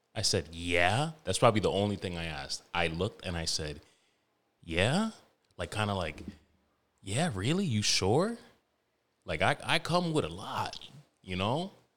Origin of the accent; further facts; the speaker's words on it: New York, United States; all of those older, savage, like, Middle Eastern niggas I grew up with in New York